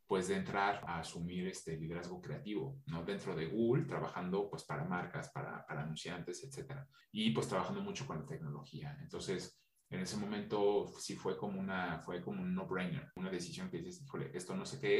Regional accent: France; yo crecí entre las dos culturas, siempre entre los dos países, y estudié estudié, crecí, eh, me formé en Francia, ¿no?

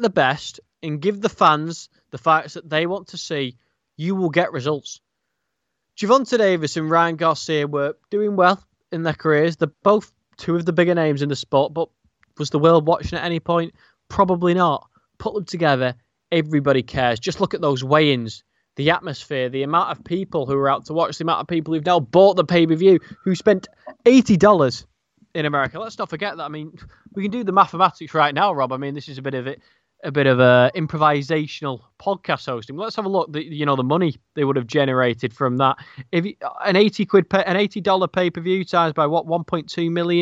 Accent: United Kingdom; as a Brit

